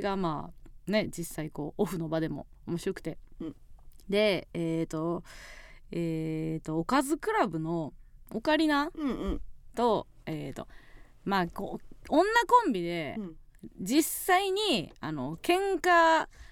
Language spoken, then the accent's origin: Japanese; Kansai, Osaka, Japan; 地元大阪関西